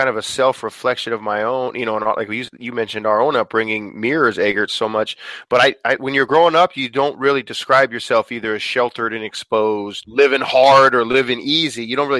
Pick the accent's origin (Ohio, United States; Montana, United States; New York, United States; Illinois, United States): Montana, United States; Billings; I would never trade growing up in Billings, Montana. It was awesome. But at the same time, I'm glad we did have a father from another country, and we did have a mom, a cowgirl that was from a bunch of different states